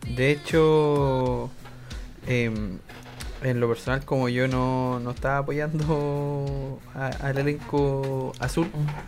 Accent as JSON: {"language": "Spanish", "country": "Chile", "said": "como buen chileno"}